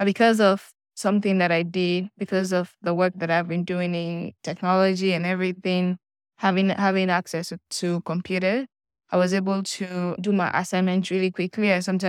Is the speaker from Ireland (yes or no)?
no; Sierra Leone; I'm from Sierra Leone. I'm 22 years old